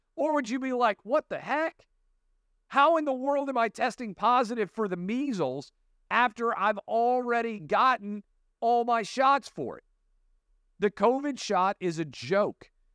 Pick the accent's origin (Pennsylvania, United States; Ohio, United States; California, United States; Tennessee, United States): Tennessee, United States; Nashville; my hometown of Nashville, Tennessee